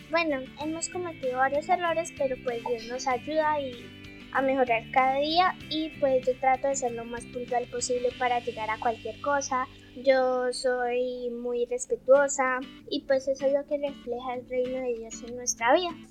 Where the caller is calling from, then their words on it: Pitalito, Huila, Colombia; Los visito desde acá de Pitalito Huila, que es la ciudad donde yo vivo.